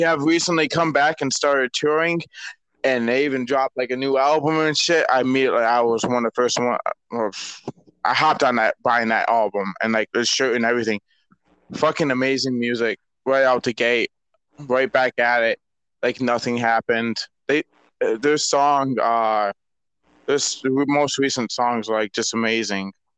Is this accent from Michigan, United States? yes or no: yes; Michigan, United States; my home state, Michigan